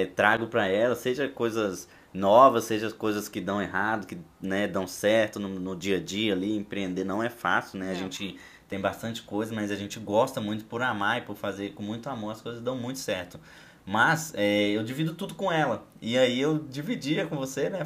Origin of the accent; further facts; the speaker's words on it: Belo Horizonte, Minas Gerais, Brazil; now in Foz do Iguaçu, Brazil; Nós somos de Belo Horizonte, hoje nós residimos em Foz do Iguaçu